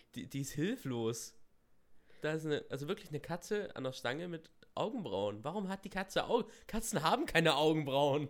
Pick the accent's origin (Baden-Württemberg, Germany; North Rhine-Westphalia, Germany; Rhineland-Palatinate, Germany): Baden-Württemberg, Germany; in Esslingen, das ist bei uns in Baden-Württemberg hier